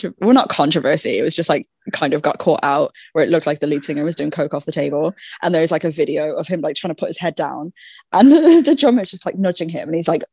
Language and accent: English; Ireland